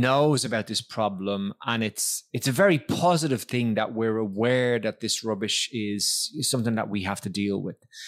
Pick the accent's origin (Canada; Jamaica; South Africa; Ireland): Ireland; moved away; when I was growing up in Ireland